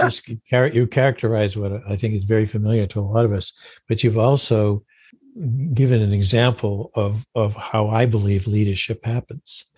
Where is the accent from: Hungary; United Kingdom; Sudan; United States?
United States; Maine; I grew up in Maine